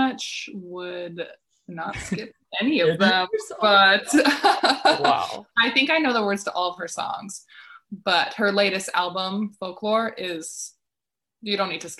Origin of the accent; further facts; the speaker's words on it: Winnipeg, Manitoba, Canada; moved away as an adult; also born or lived in Utah, United States; now in Czech Republic; I was born and raised in Winnipeg, Manitoba, grew up there. And then I went to school in the United States